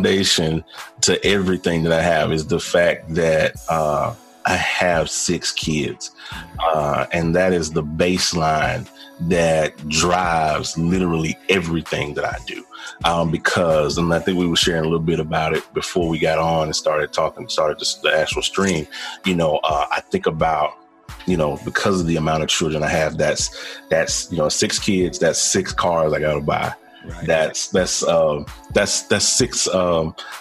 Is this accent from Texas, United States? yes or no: no; Jackson, Tennessee, United States; now in Charlotte, United States; I currently reside in Charlotte, North Carolina, but I am formerly born and bred in Jackson, Tennessee, which is right outside of Memphis, Tennessee.